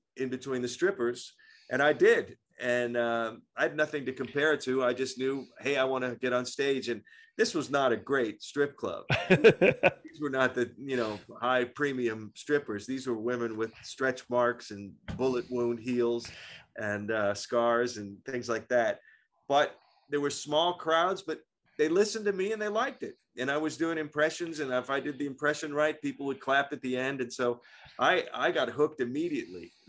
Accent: Pittsburgh, Pennsylvania, United States; moved away; my hometown, Pittsburgh

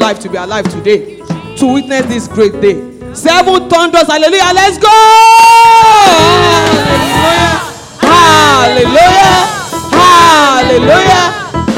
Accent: Nigeria; I came all the way from Nigeria

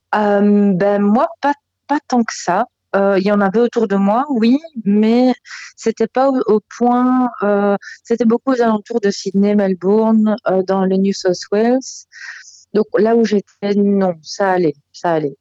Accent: Belgium; now in Australia; quand j'étais chez moi en Belgique. Hein, je suis belge

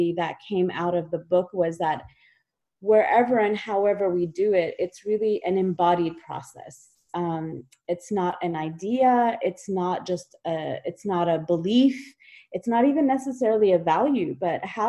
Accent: United States; also born or lived in Kashmir; I immigrated to the United States when I was 3 years old

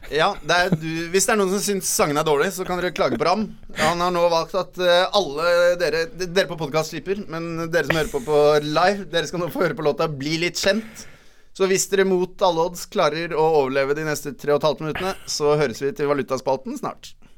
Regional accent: Bærum, Akershus, Norway; Jeg er fra en ganske landlig del av Bærum

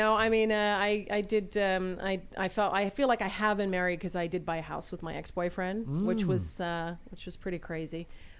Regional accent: New York City, New York, United States; moved away as an adult; also born or lived in Boston / Washington, D.C.; now in Los Angeles, United States; Well, grew up in New York City. I was born in Boston

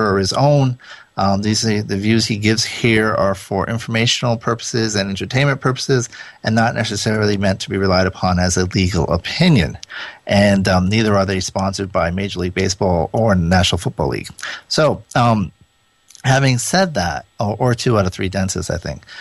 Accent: Rhode Island, United States; accent: Rhode Island; moved away; my Rhode Island accent

